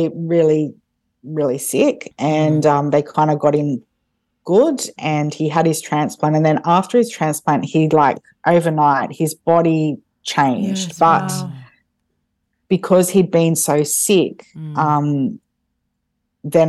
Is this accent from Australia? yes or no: yes; Wagga Wagga, New South Wales, Australia; also born or lived in Brisbane / Merimbula; we're from Wagga, so we went back to Wagga.